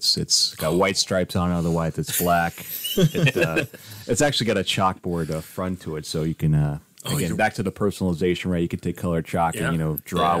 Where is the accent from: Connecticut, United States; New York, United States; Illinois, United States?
Connecticut, United States; East Windsor; my hometown, East Windsor, Connecticut.